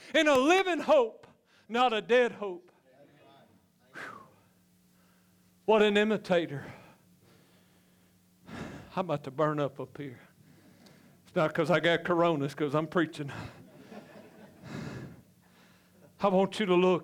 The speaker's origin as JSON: {"language": "English", "region": "Louisiana", "country": "United States", "said": "I'm just from Louisiana"}